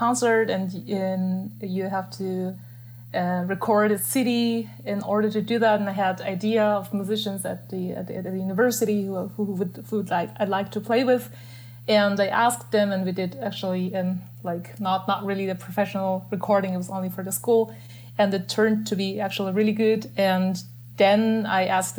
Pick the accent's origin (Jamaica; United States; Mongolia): Mongolia; Ulaanbaatar; moved away; I'm from Mongolia. I was born and grown up there in the capital city of Mongolia. It's called Ulaanbaatar